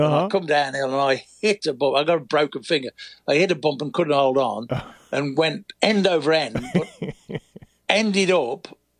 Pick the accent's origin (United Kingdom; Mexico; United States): United Kingdom; When I was riding, I, as the British guy, when I'd finished trying to do Grand Prix